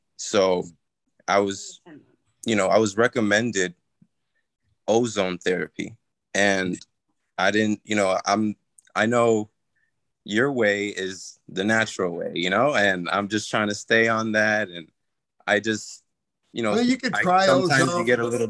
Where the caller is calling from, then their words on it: New York, United States; I'm good. I'm calling from New York.